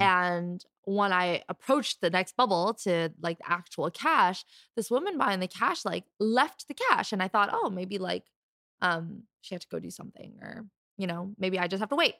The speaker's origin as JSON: {"language": "English", "country": "Canada", "tie": "born or raised there", "said": "I was born and raised here in Canada"}